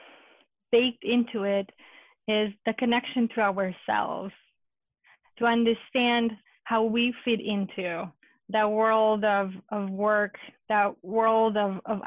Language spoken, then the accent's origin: English; Romania; now in United States; when I was growing up in Romania as a Hungarian girl